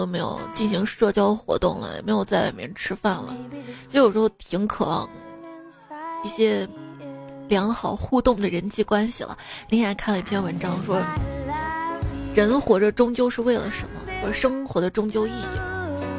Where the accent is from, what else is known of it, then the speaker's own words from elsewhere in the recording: Guangxi, China; 然后你们广西人怎么说？我们广西人说是螺蛳粉，精髓。